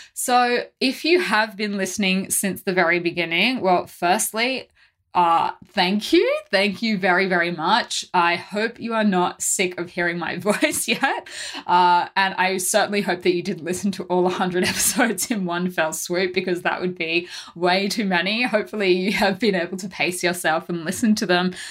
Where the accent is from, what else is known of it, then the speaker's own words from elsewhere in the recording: Australia; being Australian